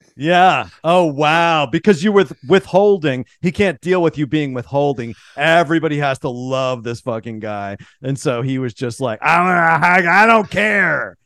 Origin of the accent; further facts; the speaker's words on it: Pittsburgh, Pennsylvania, United States; growing up in Pittsburgh